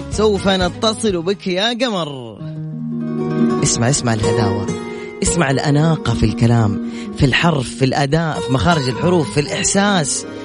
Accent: Riyadh, Riyadh Province, Saudi Arabia; انا من الرياض من الرياض كنا بنسويها عشاء اليوم

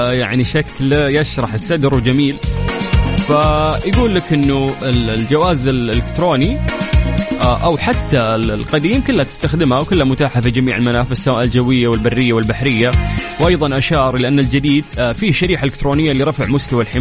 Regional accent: Saudi Arabia; ونعرف قديش المصريين غاليين على قلوبنا كسعوديين

